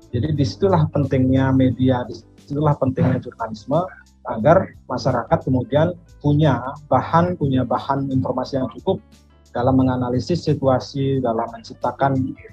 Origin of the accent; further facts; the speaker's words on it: Denpasar, Bali, Indonesia; kebetulan sejak SMA di Denpasar saya di SMA 1 Denpasar Bali saya terlibat di pers kampus